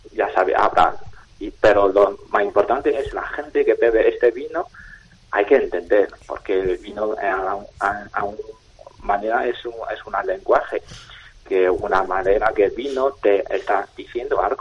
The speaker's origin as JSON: {"language": "Spanish", "country": "China", "second_language": "Spanish", "moved": "yes", "lives_now": "Spain", "said": "como un chino que vivo en España"}